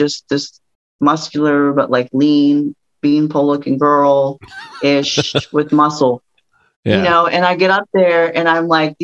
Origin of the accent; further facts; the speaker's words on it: Pittsburgh, Pennsylvania, United States; I'm from Pittsburgh